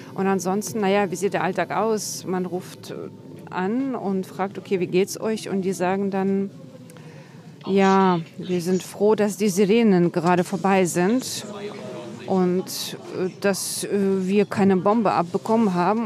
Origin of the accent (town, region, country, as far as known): Western Ukraine, Ukraine; born or raised there; first language Russian; German is a second language; moved away as an adult; now in Berlin, Germany